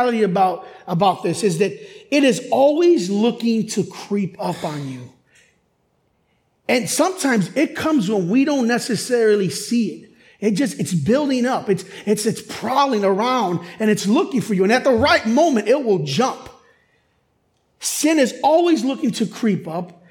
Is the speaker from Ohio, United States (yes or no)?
no; Chicago, Illinois, United States; growing up in Chicago, I grew up in urban Chicago hip hop